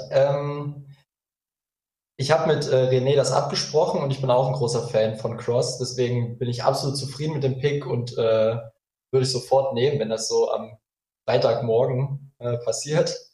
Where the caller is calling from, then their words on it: Magdeburg, Saxony-Anhalt, Germany; Ich bin aus Magdeburg zugeschaltet.